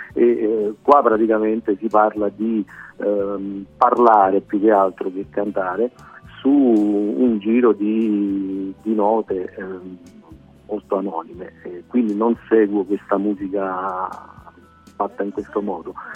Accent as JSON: {"language": "Italian", "town": "Naples", "region": "Campania", "country": "Italy", "said": "da napoletano"}